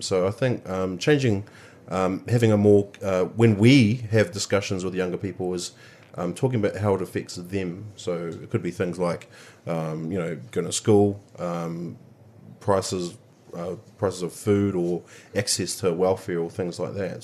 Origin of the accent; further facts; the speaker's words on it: Shannon, Manawatū-Whanganui, New Zealand; now in Auckland, New Zealand; I grew up in a town of a thousand people and my, um, called Shannon and the, the Manawatu